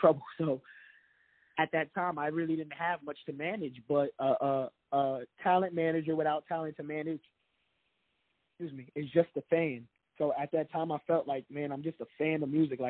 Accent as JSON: {"language": "English", "town": "New York City", "region": "New York", "country": "United States", "tie": "born or raised there", "said": "I'm from the Bronx, New York. I went to school in the Bronx, and I grew up in the project"}